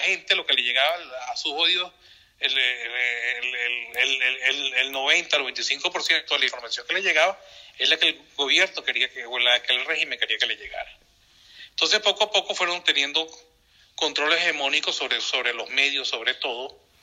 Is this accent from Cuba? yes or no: no; Venezuela; todos los venezolanos